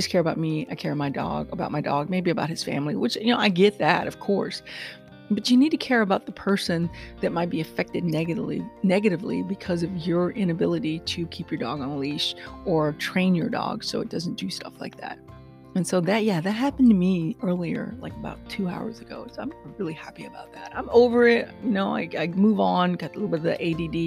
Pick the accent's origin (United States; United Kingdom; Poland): United States; Texas; I am a Texan